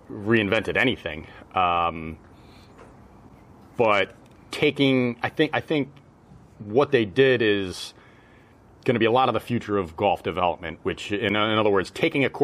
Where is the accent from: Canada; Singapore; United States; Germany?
United States; New England; And I'm from New England. I've played, you know, I've played proper Donald Ross golf courses.